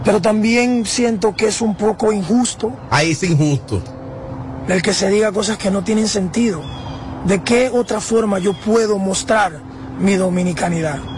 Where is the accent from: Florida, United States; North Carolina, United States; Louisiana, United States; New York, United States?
New York, United States; mi madre es boricua, que mi padre es dominicano y que soy nacido y criado aquí en Nueva York.